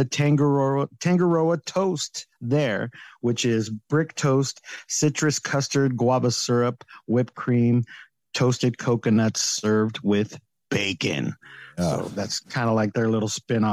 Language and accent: English; California, United States; I'm from California